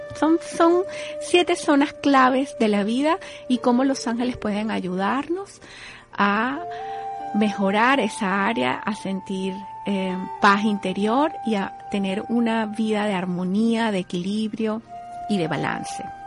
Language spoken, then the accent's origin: Spanish; Venezuela; moved away as an adult; now in United States; Yo soy venezolana, estoy aquí en los Estados Unidos desde el año 2008